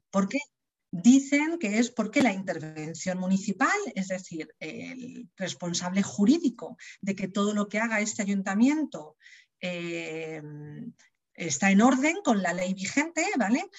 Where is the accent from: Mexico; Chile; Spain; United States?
Spain; Leganés, Community of Madrid; yo soy de Leganés de toda la vida